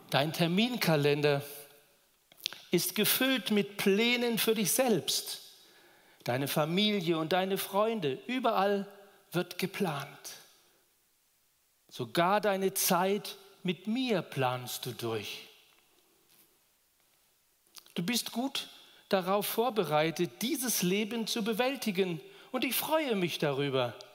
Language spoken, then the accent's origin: German; Duderstadt, Lower Saxony, Germany; now in Roth, Germany; ich komme aus Roth, bin ein Zugereister aus Niedersachsen, Duderstadt bei Göttingen.